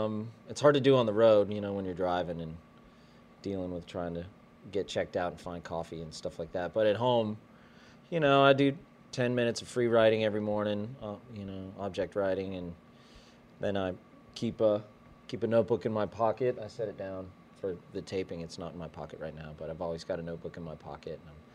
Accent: Boulder, Colorado, United States; born there; also born or lived in western Pennsylvania, United States / upstate New York, United States / northern Kentucky, United States; now in Texas, United States; No, I was born in Boulder, Colorado.

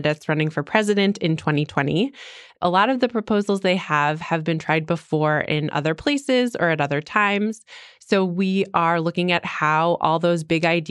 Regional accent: Midwest, United States; moved away as an adult; also born or lived in East Coast; now in Washington, D.C., United States; when I was growing up in the Midwest

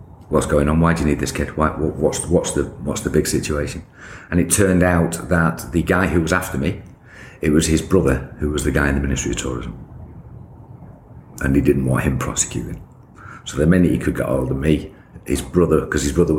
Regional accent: United Kingdom; moved away as an adult; also born or lived in Egypt; I'm just a British kid

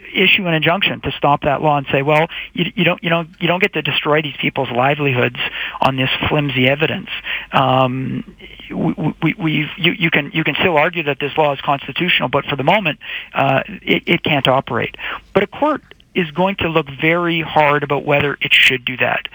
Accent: Canada; as Canadian citizens

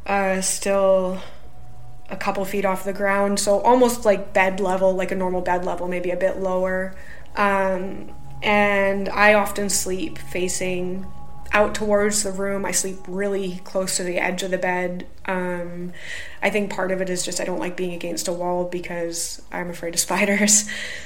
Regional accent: Canada; now in United Kingdom; I'm a Canadian

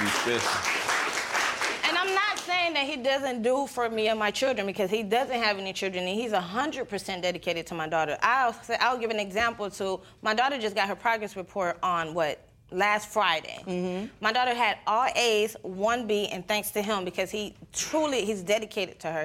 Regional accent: Panama; first language Spanish; English is a second language; moved away; I'm not from here. My, I'm originally from Panama.

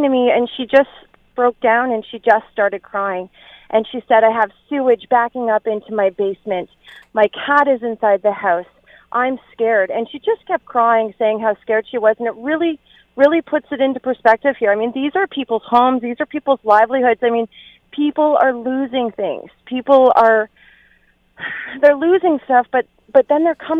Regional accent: Ontario, Canada; now in New Brunswick, Canada; I'm actually from Ontario

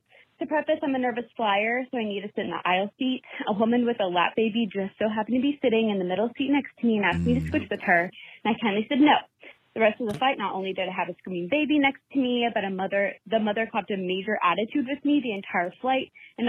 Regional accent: Hart, Michigan, United States; By the way … from Hart, Michigan. Love you guys.

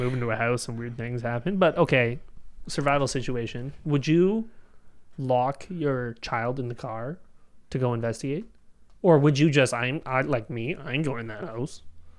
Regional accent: Canada; We're Canadian. We don't have guns.

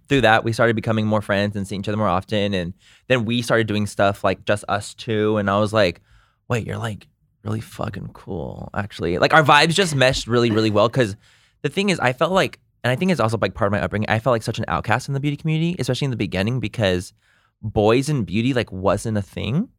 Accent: Chula Vista, California, United States; I'm from San Diego, born and raised San Diego

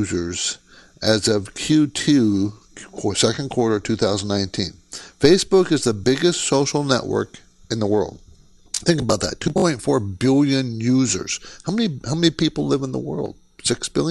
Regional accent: San Diego, California, United States; also born or lived in Washington; I grew up in San Diego.

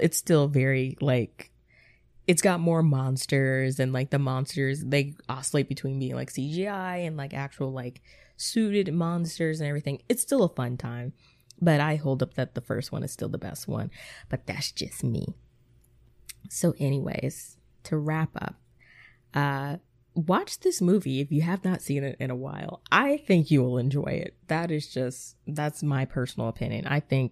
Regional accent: Atlanta, Georgia, United States; I'm from Atlanta.

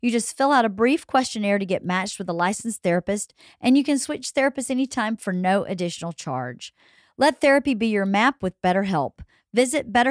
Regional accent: Georgia, United States; now in Southern California, United States; growing up in Georgia

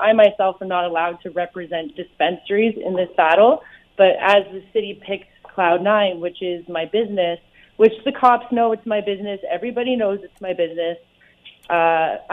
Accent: Burlington, Ontario, Canada; also born or lived in Vancouver, British Columbia; now in Hamilton, Canada; I was born in Burlington, moved home to Hamilton

